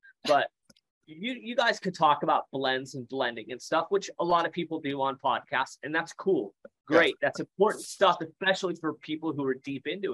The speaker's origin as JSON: {"language": "English", "region": "Iowa", "country": "United States", "tie": "born or raised there", "said": "I grew up in Iowa, right? Small town, Iowa, 1,300 people in my massive town."}